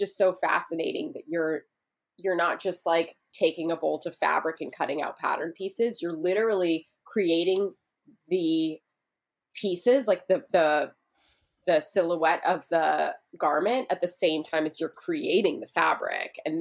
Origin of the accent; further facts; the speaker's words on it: Vancouver, British Columbia, Canada; now in United States; I grew up in Vancouver, Canada